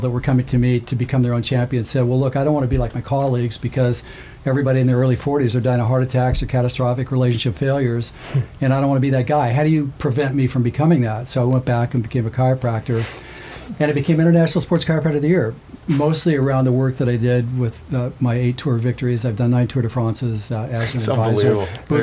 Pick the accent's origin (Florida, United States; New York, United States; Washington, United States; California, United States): California, United States; Southern; I'm from Southern California